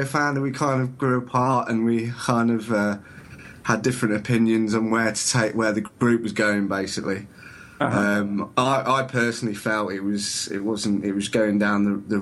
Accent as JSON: {"language": "English", "area": "Lincolnshire", "region": "East Midlands", "country": "United Kingdom", "said": "I'm from a little town in Lincolnshire."}